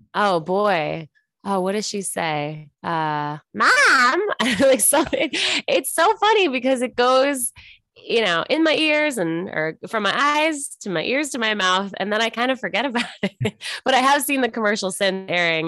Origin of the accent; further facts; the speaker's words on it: Buffalo, New York, United States; moved away as an adult; also born or lived in Los Angeles; now in Kansas City, United States; I'm originally from Buffalo, New York, then I lived in New York for college, then afterwards, then I moved to L